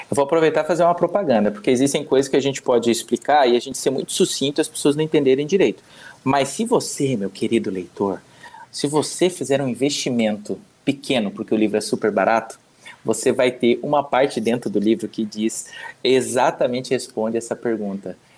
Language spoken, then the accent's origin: Portuguese; Curitiba, Paraná, Brazil; moved away as an adult; now in Spain; sou curitibano